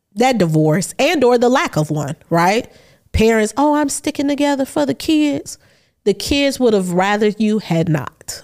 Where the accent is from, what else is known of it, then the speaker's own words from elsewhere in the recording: Chicago, Illinois, United States; I'm from Chicago.